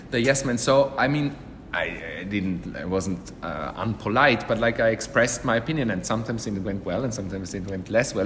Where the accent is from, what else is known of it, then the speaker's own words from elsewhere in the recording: Vienna, Austria; moved away as an adult; also born or lived in London, United Kingdom; now in Milan, Italy; growing up in Vienna